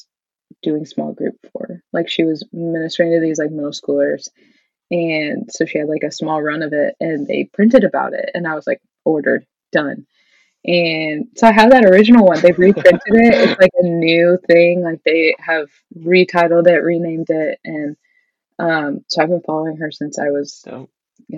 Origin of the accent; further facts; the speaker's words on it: Midwest, United States; growing up in the Midwest, where most people are Lutheran or Catholic, there just weren't a lot of kids at our church